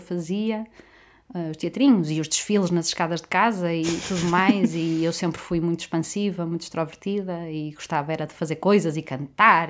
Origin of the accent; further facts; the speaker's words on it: Amarante, Norte, Portugal; also born or lived in Porto / Baião; eu nasci no Porto, na verdade. Certo. Tive a minha infância repartida entre Baião e Amarante